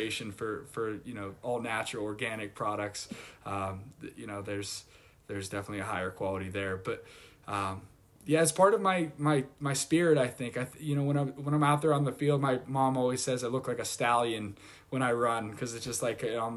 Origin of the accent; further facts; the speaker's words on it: Pittsburgh, Pennsylvania, United States; moved away as an adult; also born or lived in Michigan; now in New England, United States; I'm from Pittsburgh, went to Michigan, and then ended up here in New England